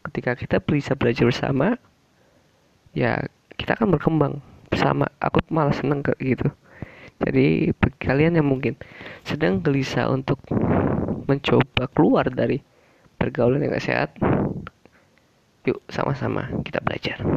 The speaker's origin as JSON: {"language": "Indonesian", "region": "Java", "country": "Indonesia", "said": "Karena aku orang Jawa, orang Jawa tuh orangnya"}